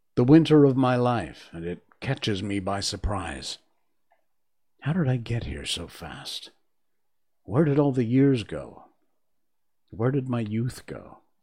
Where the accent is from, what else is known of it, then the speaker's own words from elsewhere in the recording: Cornwall, Connecticut, United States; moved away; also born or lived in Key West, Florida; I was born and raised in Connecticut. in Cornwall, Connecticut, which is up in the northeast corner